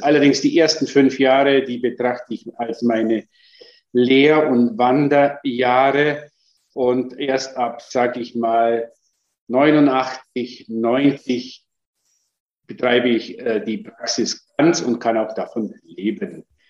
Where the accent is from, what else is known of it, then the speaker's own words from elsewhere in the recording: Germany; bei uns in Deutschland